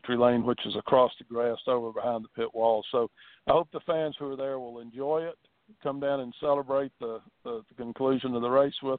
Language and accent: English; Virginia, United States; moved away; I grew up in Virginia